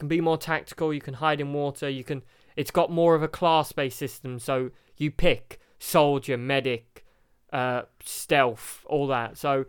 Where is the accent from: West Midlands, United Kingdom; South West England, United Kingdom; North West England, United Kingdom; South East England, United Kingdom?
North West England, United Kingdom; Carlisle; born there; I was born in Carlisle, but I was raised in the military.